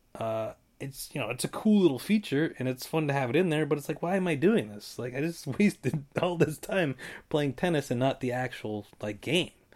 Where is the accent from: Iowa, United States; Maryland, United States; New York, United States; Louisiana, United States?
Iowa, United States; Davenport; Davenport, Iowa all the way